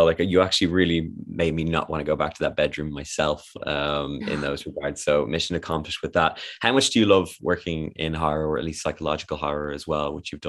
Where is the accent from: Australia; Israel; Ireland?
Ireland; I as an Irishman